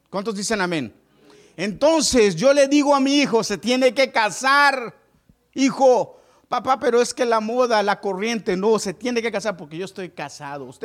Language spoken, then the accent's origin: Spanish; Mexico; moved away as an adult; hace muchos años yo decidí, yo me vine de México sin terminar la universidad. Me quedé a medias.